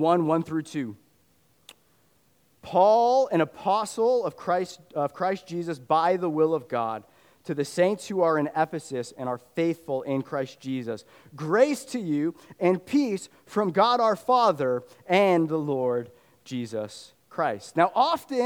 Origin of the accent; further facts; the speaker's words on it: Fairfax, United States; I grew up in Fairfax